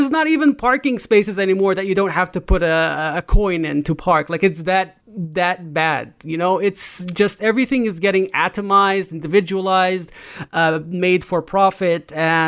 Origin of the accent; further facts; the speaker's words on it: Jenin, West Bank, Palestine; also born or lived in Nablus; I was actually born in Nablus. My mother's side of the family is from Nablus. My father's side of the family is from Jenin. So we lived in both of them for a while.